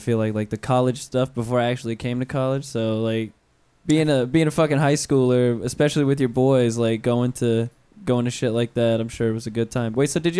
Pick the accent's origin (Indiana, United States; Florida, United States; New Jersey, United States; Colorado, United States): Florida, United States; North; moved away as an adult; now in Orlando, United States; I grew up in North Florida, so I don't know about growing up, you know, Orlando life kind of. I came when I was 18, so.